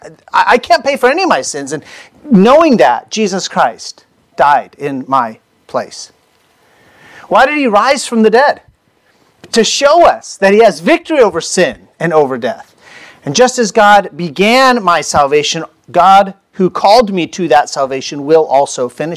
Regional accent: United States; I was born in the United States

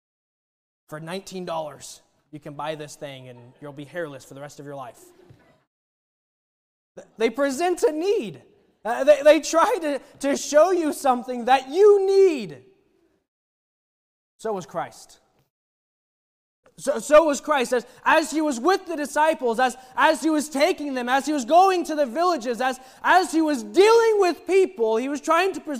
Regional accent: Oklahoma, United States; I'm from Oklahoma

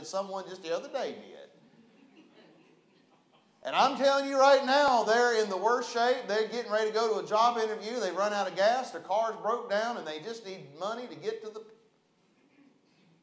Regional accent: West Virginia, United States; now in Chattanooga, United States; I'm from West Virginia

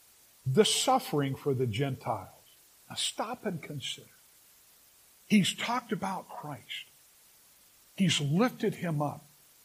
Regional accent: Los Angeles, California, United States; now in Sacramento, United States; I grew up in the San Fernando Valley.

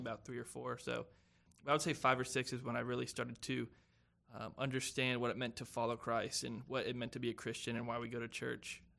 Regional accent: Spartanburg, South Carolina, United States; I'm from Spartanburg, South Carolina

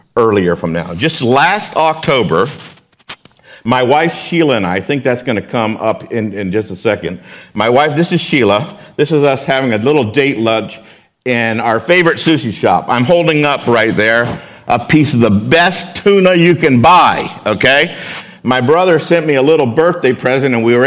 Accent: West Palm Beach, Florida, United States; moved away as an adult; also born or lived in Japan; I'm from South Florida. I grew up in West Palm Beach.

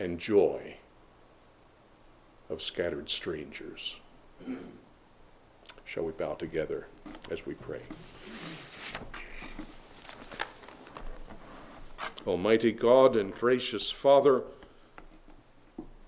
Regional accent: Harford County, Maryland, United States; who lie side by side in a Harford County grave

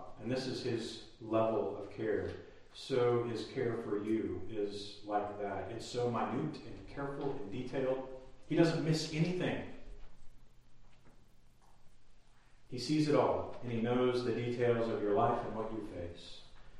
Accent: Texas, United States; now in Tennessee, United States; I'm a Texan, you'd think it's in my blood, but it doesn't seem to be

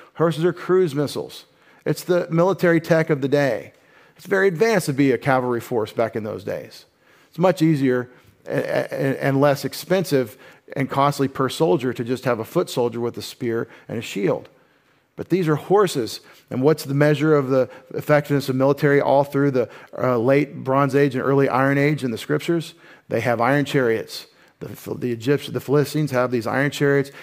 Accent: United States; as an American

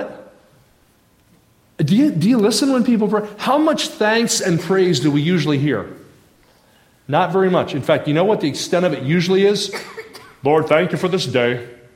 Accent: New Jersey, United States; I grew up in South Jersey

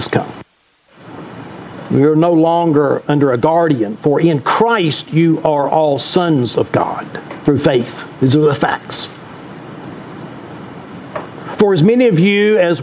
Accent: the South, United States; I grew up here in the South.

